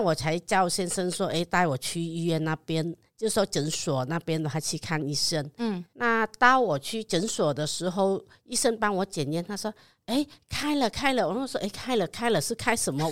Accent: Vietnam; Chinese is a second language; moved away as an adult; now in Taiwan; 我来自越南的，啊，二零 零二年的时候开始过来台湾

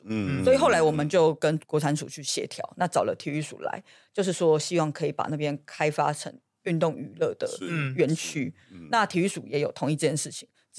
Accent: Xizhi, New Taipei, Taiwan; 因为还是是土生土长细致人，就知道细致人已经被这个议题诈骗了二十年之久，至少二十年之。

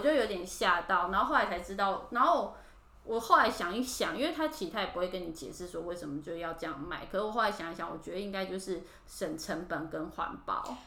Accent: Taipei, Taiwan; moved away as an adult; now in Japan; 我是从小在台北长大的都市人

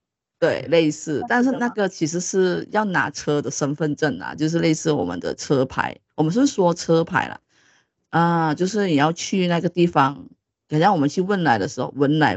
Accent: Malaysia; 因为可能台湾的 boss 们可能不是很了解我们就是马来西亚的。

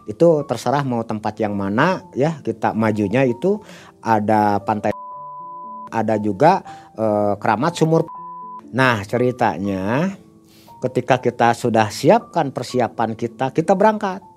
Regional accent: Bandung, West Java, Indonesia; Saya kebetulan kami berdua dari Bandung.

